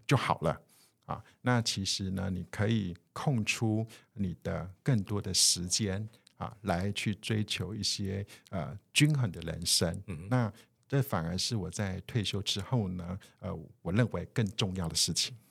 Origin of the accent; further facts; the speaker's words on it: Taiwan; 我们的整个呃台湾哈，或者是我们华人的文化